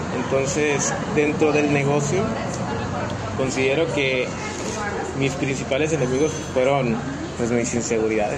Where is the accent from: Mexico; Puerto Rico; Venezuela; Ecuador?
Mexico; El Metlapil, Guerrero; mis orígenes son en, en Guerrero. Yo nado, nací en Guerrero, en el Metlapil, en el noventa.